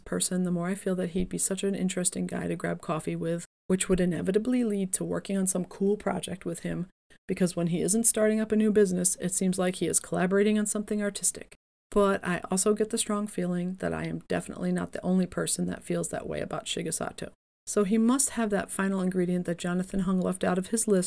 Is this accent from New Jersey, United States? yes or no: yes; Atlantic City, New Jersey, United States; moved away; I am originally from Atlantic City